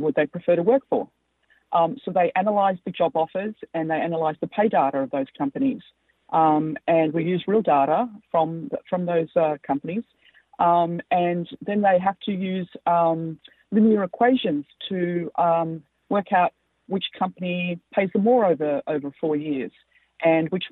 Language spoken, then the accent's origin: English; Australia; accent: Australian; moved away; also born or lived in United States; as you can tell by my accent, I'm an Australian and American